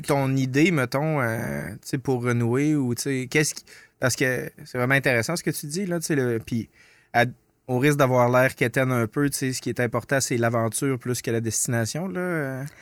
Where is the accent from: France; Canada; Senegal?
Canada; Lebel-sur-Quévillon, Quebec; now in Quebec City, Canada; mon appartenance, même si ça fait vraiment longtemps que je suis parti de Kévion, mon appartenance à Kévion, elle va être pour toujours.